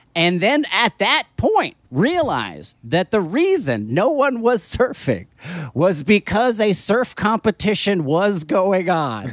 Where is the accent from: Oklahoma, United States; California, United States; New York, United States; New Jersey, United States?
New Jersey, United States; New Jersey shore, United States; I grew up in New Jersey on the, on the New Jersey shore